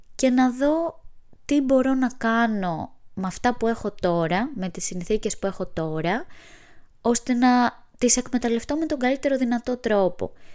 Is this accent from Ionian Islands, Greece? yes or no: yes; Kefalonia, Ionian Islands, Greece; now in Athens, Greece; Βρίσκομαι στο χωριό μου στην Κεφαλονιά